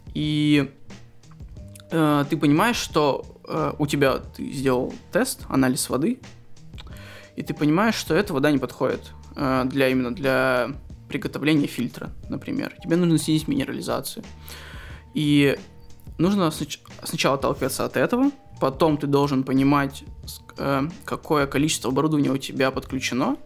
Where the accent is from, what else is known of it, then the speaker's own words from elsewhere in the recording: Krasnoyarsk, Krasnoyarsk Krai, Russia; now in Moscow, Russia; я из Красноярска